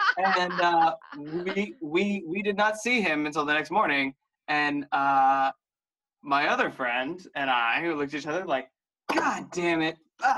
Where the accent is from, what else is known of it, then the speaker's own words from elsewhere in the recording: Seattle, Washington, United States; I'm from Seattle